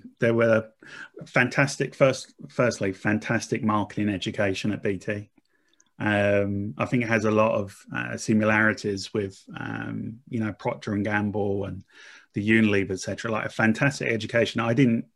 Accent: Essex, East of England, United Kingdom; I'm from Essex. I'm very much a working class boy

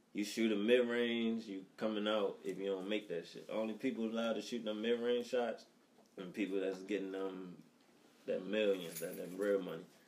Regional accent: Baltimore, Maryland, United States; I'm from over west. Grew up in Presbury Street, right by um, right by Coppin

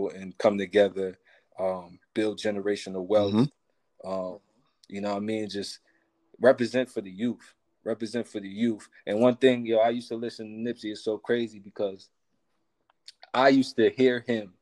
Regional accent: Spring Valley, New York, United States; I come from Spring Valley. I grew up, you know, my mom was a single parent

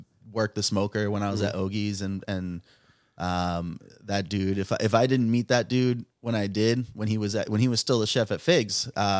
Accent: New York City, New York, United States; moved away as an adult; also born or lived in Hudson Valley, New York / Providence, Rhode Island; now in Rhode Island, United States; I'm from New York City

